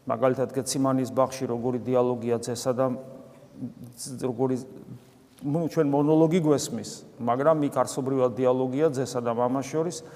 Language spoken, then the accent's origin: Georgian; Georgia; ქართულ კულტურაში აღზდილებს ეს ცოტა არ გესმის იმიტომ რომ ჩვენ ამ წიაღში გავიზარდე